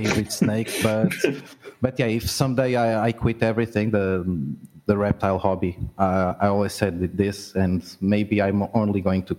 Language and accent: English; Portugal; I'm from Portugal